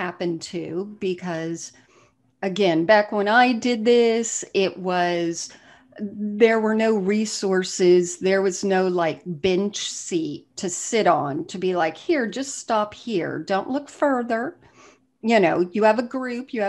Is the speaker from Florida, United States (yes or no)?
yes; South Florida, United States; moved away; I'm from South Florida originally